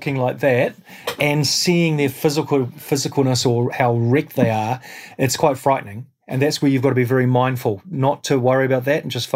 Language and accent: English; New Zealand; as a New Zealander